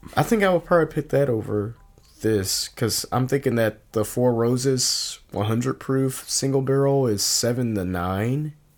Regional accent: Virginia, United States; now in Milwaukee, United States; growing up in Virginia

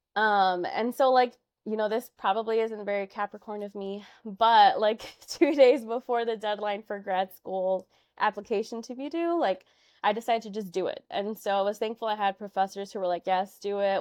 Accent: Chicago, Illinois, United States; I was born and raised in Chicago. I grew up in Albany Park

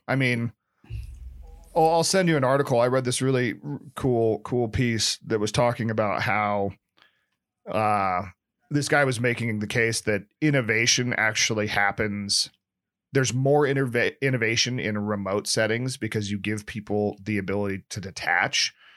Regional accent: Nebraska, United States; now in San Francisco, United States; being from Nebraska, I'm more Hick than my San Francisco counterparts

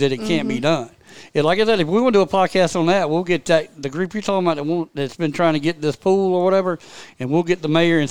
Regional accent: Greenwood, South Carolina, United States; also born or lived in Somerville; I'm from Somerville, but I grew up here. I'm a Greenwood guy

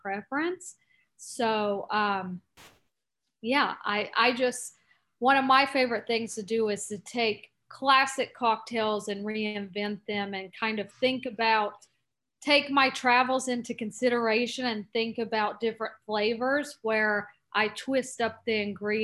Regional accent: North Carolina, United States; I'm from North Carolina. I grew up on bourbon

